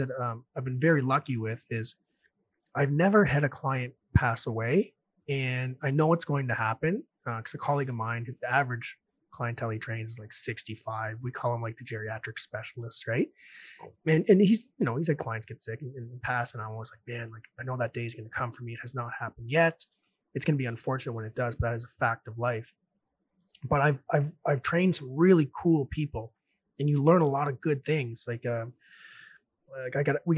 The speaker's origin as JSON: {"language": "English", "region": "New Brunswick", "country": "Canada", "also_born_or_lived": "Red Deer, Alberta", "moved": "as an adult", "lives_now": "Ontario, Canada", "said": "I'm from New Brunswick, going to buy a house here in Ontario"}